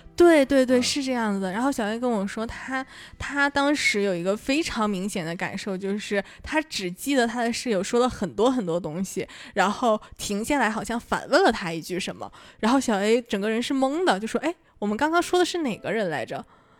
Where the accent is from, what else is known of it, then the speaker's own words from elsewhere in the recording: Northeast China, China; accent: Northeastern dialect; 用我们东北话说哈，那个状态叫拧巴